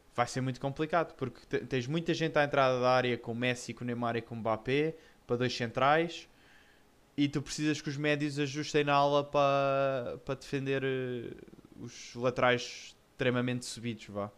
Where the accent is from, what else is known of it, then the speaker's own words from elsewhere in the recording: Portugal; eu sou, sou português, mas antes de ser português eu sou benfiquista